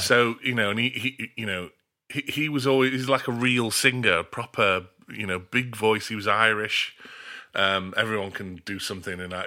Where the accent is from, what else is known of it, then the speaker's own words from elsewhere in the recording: Australia; moved away; also born or lived in North of England; I grew up in Australia. My parents emigrated when I was, uh, three